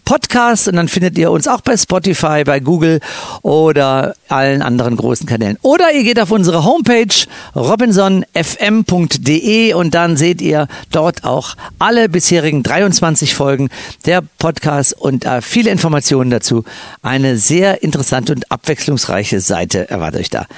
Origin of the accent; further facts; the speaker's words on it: Cologne, North Rhine-Westphalia, Germany; moved away; ich als Kölsche Jung